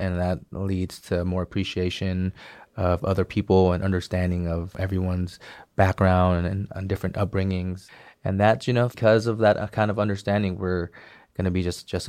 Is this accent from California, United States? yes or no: yes; Bay Area, California, United States; growing up in the Bay Area